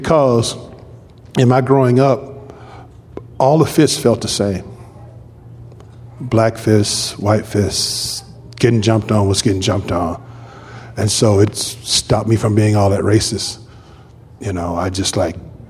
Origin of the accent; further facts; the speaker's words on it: Compton, California, United States; I grew up in a place called Fruit Town in Compton.